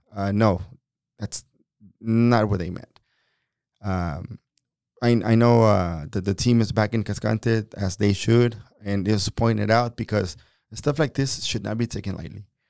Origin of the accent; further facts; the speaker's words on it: Mexico; now in United States; I'm a Mexican. I was born in Mexico. I've been in this country for twenty-three years